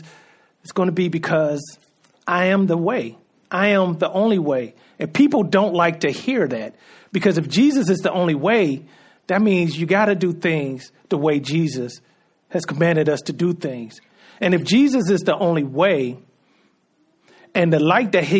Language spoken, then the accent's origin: English; United States